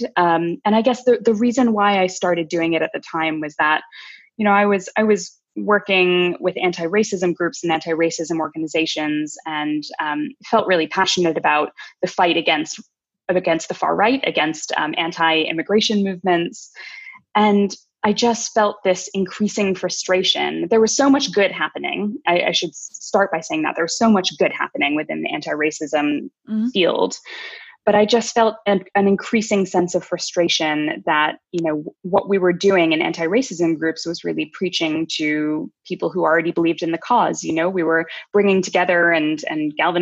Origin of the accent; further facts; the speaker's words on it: United States; as a kid growing up, I grew up in America, the kid of Indian immigrants